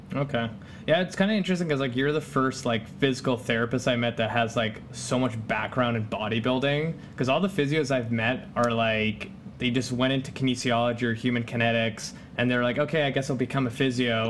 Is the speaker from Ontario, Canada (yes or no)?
no; Langley, British Columbia, Canada; also born or lived in Poland; kind of like in the suburbs, so I'm like 40 minutes away from downtown Vancouver